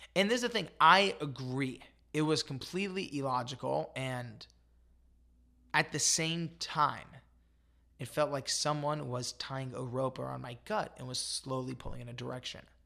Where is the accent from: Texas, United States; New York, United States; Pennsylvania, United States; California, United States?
California, United States; Los Angeles; I grew up in Los Angeles